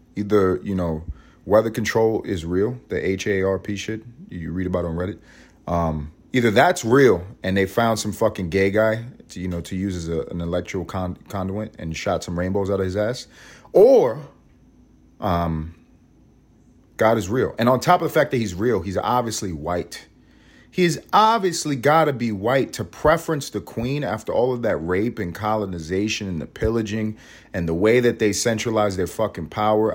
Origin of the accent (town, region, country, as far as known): United States